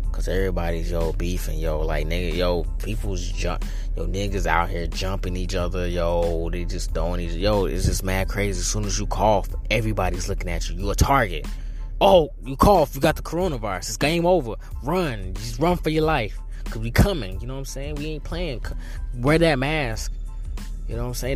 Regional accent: North Carolina, United States; now in New York City, United States; I'm originally from North Carolina, so I'm not risking going leaving the Big Apple to go back to my little small town

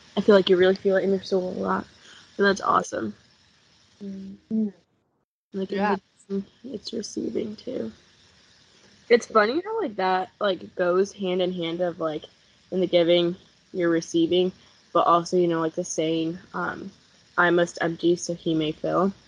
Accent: South Bend, Indiana, United States; growing up in Indiana

